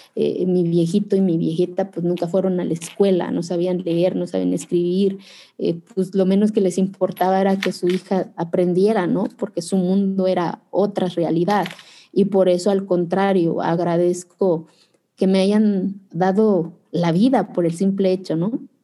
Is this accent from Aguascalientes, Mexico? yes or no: no; Zapotec village, Oaxaca, Mexico; en mi pueblo hace frío